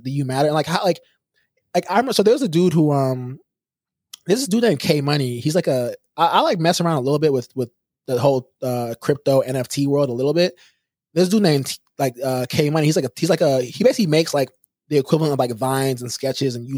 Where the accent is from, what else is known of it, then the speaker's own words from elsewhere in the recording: Houston, Texas, United States; we're both from Houston